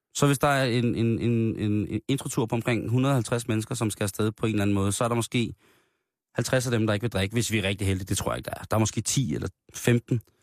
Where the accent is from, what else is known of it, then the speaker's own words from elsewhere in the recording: Denmark; der er vi jo af danskere et så genert folkefærd